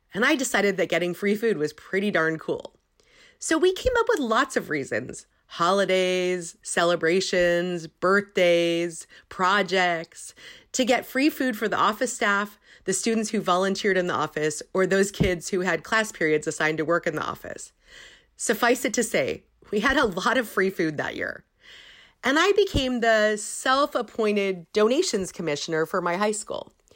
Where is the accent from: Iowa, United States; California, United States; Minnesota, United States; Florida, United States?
California, United States; Silicon Valley; I grew up in Silicon Valley